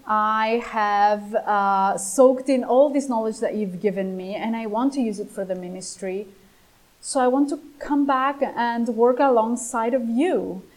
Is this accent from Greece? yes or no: yes; Greece; English is a second language; Growing up in Greece, in the Greek language, and in the New Testament, and the Christian context here in the tradition is.